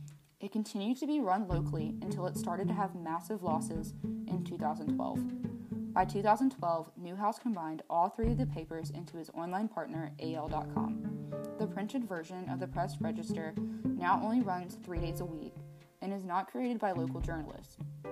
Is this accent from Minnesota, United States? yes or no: no; Mobile, Alabama, United States; My hometown, Mobile, Alabama, the port city